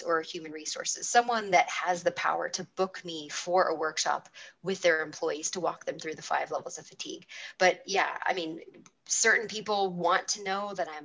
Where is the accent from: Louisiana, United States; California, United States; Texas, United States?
California, United States; California is my home state